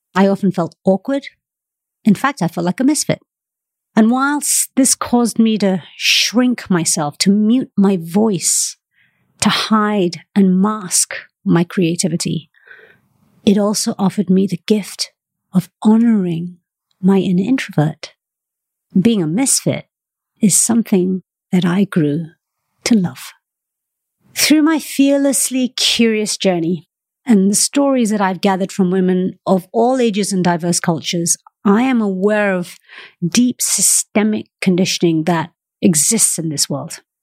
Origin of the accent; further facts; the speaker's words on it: Malaysia; moved away; also born or lived in United Kingdom; I'm Malaysian-born, and I've spent half my life living in the United Kingdom.